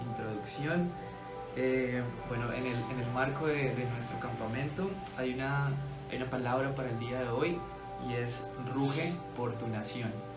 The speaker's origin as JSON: {"language": "Spanish", "country": "Colombia"}